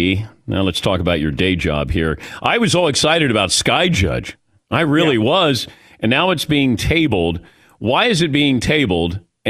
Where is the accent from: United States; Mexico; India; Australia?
United States; Ohio; I'm from Ohio